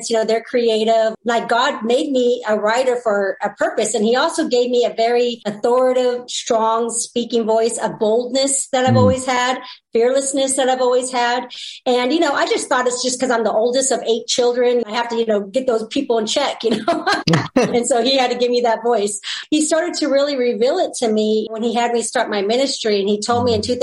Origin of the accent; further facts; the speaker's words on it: California, United States; I'm from California. So, you know, it's very liberal